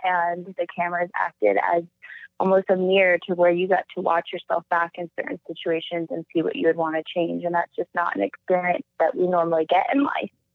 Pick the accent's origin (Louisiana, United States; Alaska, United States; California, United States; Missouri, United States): Alaska, United States; moved away; growing up in Alaska was incredible. I describe my childhood as kind of a Huckleberry Finn